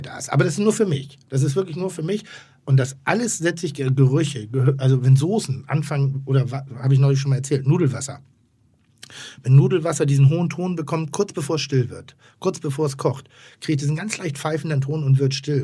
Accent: Northern Germany, Germany; ich bin Norddeutscher

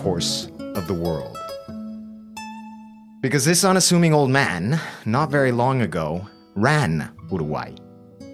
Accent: Bolivia; I grew up in Bolivia

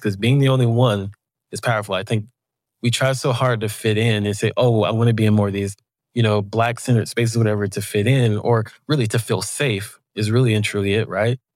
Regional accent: the South, United States; I am from the South.

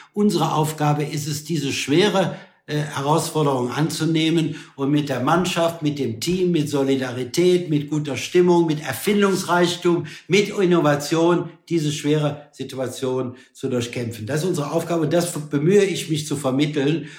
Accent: Germany; wir als Deutsche

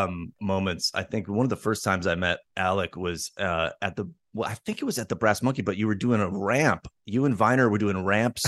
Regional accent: Chicopee, Massachusetts, United States; I grew up in the first city was called Chicopee, and it was this Chicopee, Massachusetts.

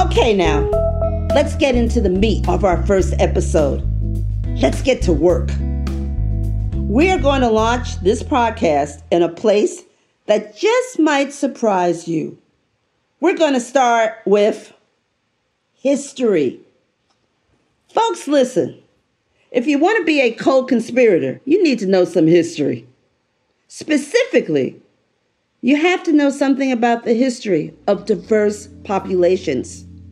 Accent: New York City, New York, United States; moved away as an adult; I am a New Yorker. I was raised in the Bronx

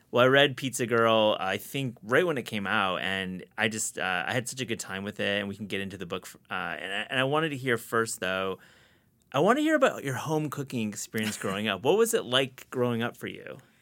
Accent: Midwest, United States; I'm from the Midwest myself

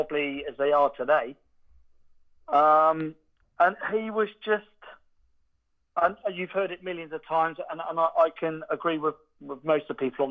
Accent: near Woodstock, Oxfordshire, South East England, United Kingdom; I am from near Woodstock in Oxfordshire.

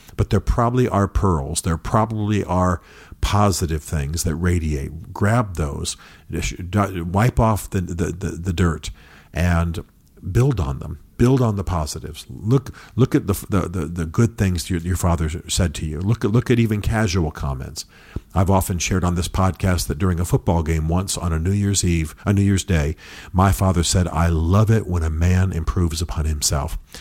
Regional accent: United States; as Americans

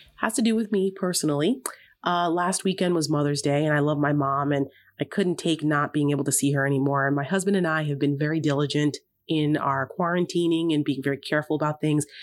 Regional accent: Paramus, New Jersey, United States; moved away; my hometown in Paramus, New Jersey

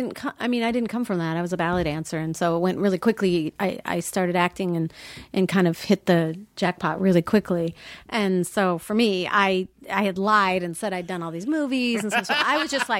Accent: Minnesota, United States; I came from Minnesota.

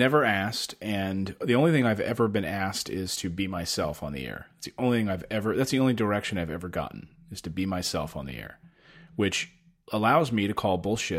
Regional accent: Reading, Pennsylvania, United States; also born or lived in Philadelphia; I was born in Philly, and then family moved out to Reading, and pretty blue collar.

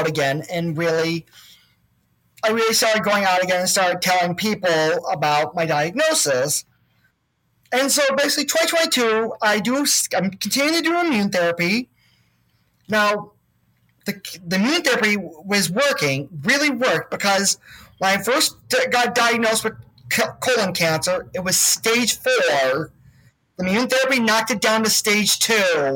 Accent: Chicago, Illinois, United States; I was born and raised in Chicago, but then moved to the burbs

